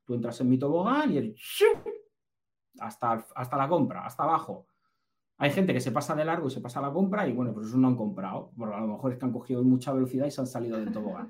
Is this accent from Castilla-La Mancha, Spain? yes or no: yes; Castilla-La Mancha, Spain; also born or lived in Basque Country; somos manchegos. Yo soy, yo soy vasco, pero nacido en La Mancha